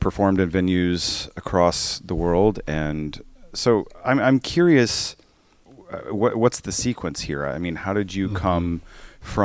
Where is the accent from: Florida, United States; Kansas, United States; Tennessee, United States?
Kansas, United States; I'm originally from Kansas